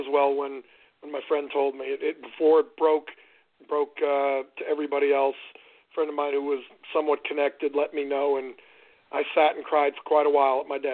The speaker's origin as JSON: {"language": "English", "town": "Boston", "region": "Massachusetts", "country": "United States", "moved": "yes", "lives_now": "Nashville, United States", "said": "Originally, I'm from the world's greatest city, Boston, Massachusetts"}